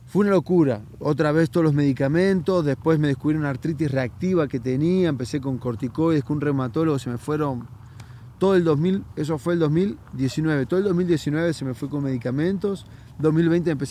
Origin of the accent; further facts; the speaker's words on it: La Plata, Buenos Aires Province, Argentina; moved away as an adult; also born or lived in Brazil; De Buenos Aires, de la ciudad de La oh, Plata.